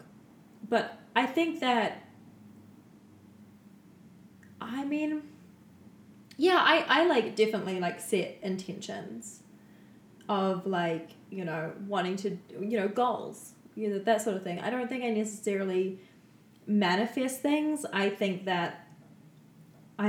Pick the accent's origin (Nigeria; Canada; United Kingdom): Canada; we're from Canada